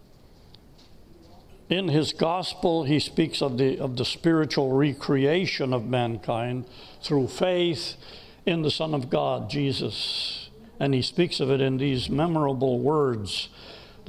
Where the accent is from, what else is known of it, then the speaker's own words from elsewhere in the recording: United States; I'm an American. I love my country.